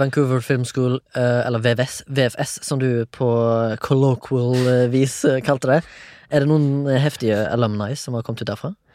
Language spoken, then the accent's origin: Norwegian; Haugesund, Rogaland, Norway; Jeg er fra Haugesund, 34 år